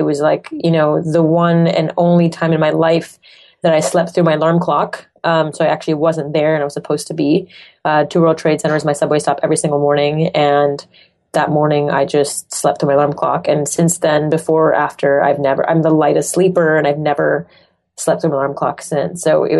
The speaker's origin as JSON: {"language": "English", "town": "Montreal", "region": "Quebec", "country": "Canada", "tie": "born or raised there", "accent": "French", "first_language": "French", "second_language": "English", "moved": "as an adult", "said": "So grew up in Montreal, Canada. French is my first language. So I actually used to speak English like this, the French accent."}